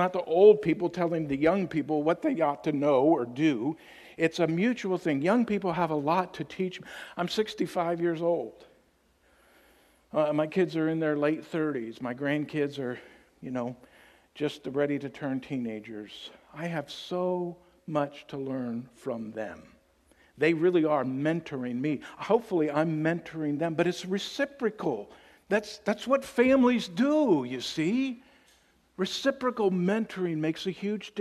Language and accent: English; Tennessee, United States; I'm from Tennessee, so that's our team